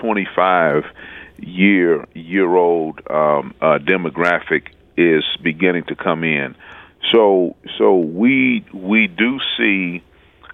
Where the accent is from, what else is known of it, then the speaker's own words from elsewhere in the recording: St. Louis, Missouri, United States; I was growing up in the Jeff Vanderloo neighborhood